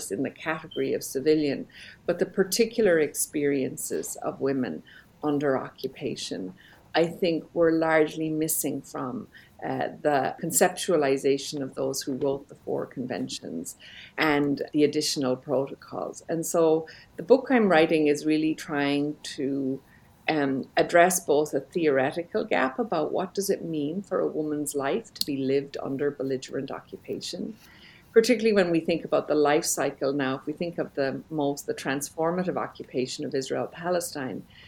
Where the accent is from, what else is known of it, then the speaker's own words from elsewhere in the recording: Belfast, Northern Ireland, United Kingdom; moved away; also born or lived in Jerusalem; I grew up in Belfast, Northern Ireland